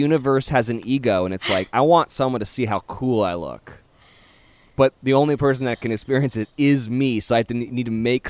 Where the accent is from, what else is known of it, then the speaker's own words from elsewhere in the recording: Carmel, California, United States; we live in California. I'm from Carmel.